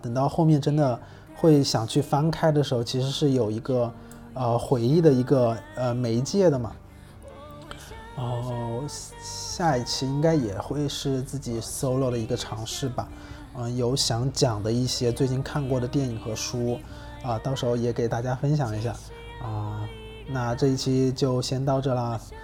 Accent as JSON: {"language": "Chinese", "region": "Hubei", "country": "China", "tie": "born or raised there", "moved": "yes", "said": "湖北，嗯，或，武汉或者是在我老家那边，就是我们那边是有汉江的"}